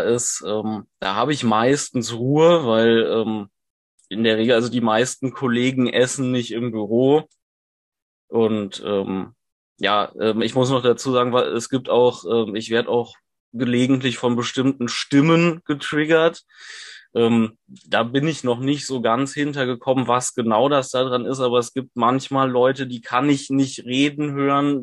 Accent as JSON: {"language": "German", "town": "Cologne", "region": "North Rhine-Westphalia", "country": "Germany", "said": "ich komme aus Köln und studiere dort"}